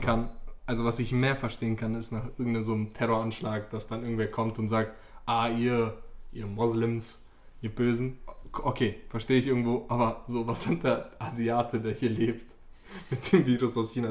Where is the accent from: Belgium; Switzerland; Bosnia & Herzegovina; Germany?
Bosnia & Herzegovina; bei uns in Bosnien